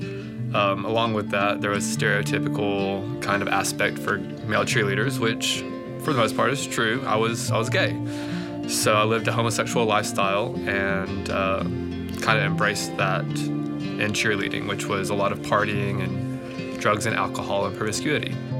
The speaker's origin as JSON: {"language": "English", "region": "Alabama", "country": "United States", "tie": "born or raised there", "moved": "yes", "said": "I grew up alone in Alabama"}